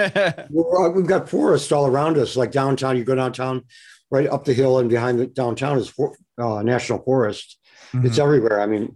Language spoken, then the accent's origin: English; Detroit, Michigan, United States; moved away as an adult; also born or lived in Buffalo, New York / Florida; now in Oregon, United States; I was born in Buffalo. We moved. My mom wanted to get out of Buffalo. So we moved to a long time ago. Mm-hmm. And moved to Florida for about 5-6 years. We left there, went to Detroit. My mom's sister lived there. So we're in Detroit, you know, big burgeoning working class town.